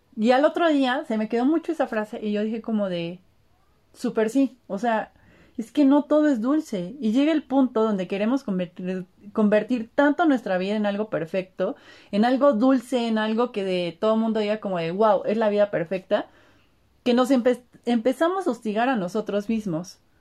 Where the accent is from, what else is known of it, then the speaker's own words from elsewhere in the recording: Puebla, Mexico; also born or lived in Martínez de la Torre, Veracruz; orgullosamente poblana, me encantaría decir que al 100%, pero también me encanta decir que no al 100%, porque ahí tengo una mezcla también eh, siendo jarocha desde la tierra de la naranja y el limón, Martínez de la Torre Veracruz, pero nacida en Puebla